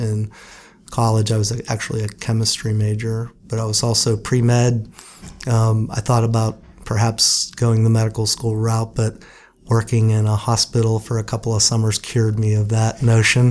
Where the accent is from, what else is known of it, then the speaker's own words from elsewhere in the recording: Butler, Pennsylvania, United States; I grew up in Butler, Pennsylvania, which is a steel town just north of Pittsburgh